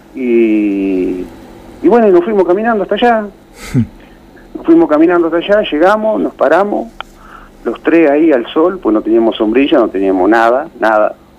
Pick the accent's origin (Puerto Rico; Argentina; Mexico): Argentina; De La Garma, Buenos Aires; mi pueblo